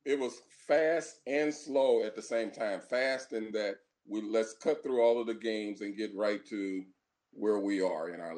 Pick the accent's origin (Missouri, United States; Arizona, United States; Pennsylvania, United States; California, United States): Missouri, United States; St. Louis; I'm from St. Louis, Missouri, right from the middle of the United States